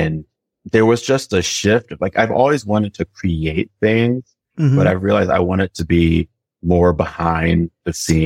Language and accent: English; Washington, District of Columbia, United States; moved away as an adult; also born or lived in Aiken, South Carolina / New York; now in Brooklyn, United States; I'm originally from Washington, D.C.